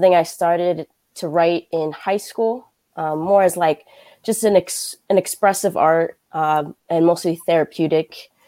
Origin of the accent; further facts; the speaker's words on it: Newark, New Jersey, United States; moved away as an adult; also born or lived in Cambridge, Massachusetts; now in Connecticut, United States; I'm originally from Newark, New Jersey. I came up to Connecticut for school up in University of Bridgeport, and I got my bachelor's there